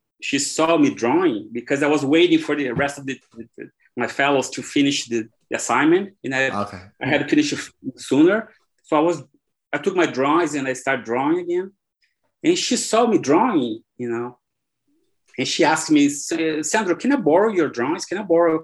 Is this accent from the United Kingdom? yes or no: no; Brazil; English is a second language; moved away as an adult; also born or lived in Ireland; I was born here in Brazil, and soccer is everywhere, in school, everywhere